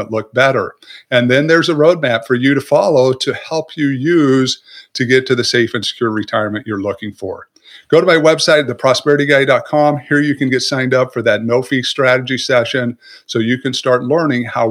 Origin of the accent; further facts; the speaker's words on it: Southern Utah, United States; I was raised in Southern Utah